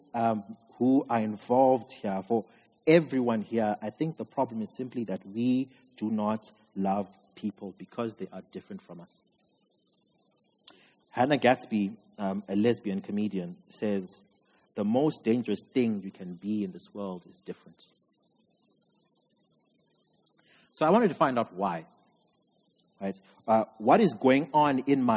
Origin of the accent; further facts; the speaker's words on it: Zimbabwe; I'm from Zim. And growing up in Zim